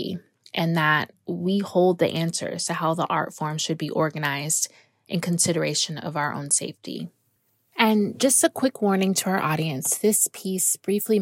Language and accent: English; South Florida, United States; moved away as an adult; now in Dakar, Senegal; I am a native of South Florida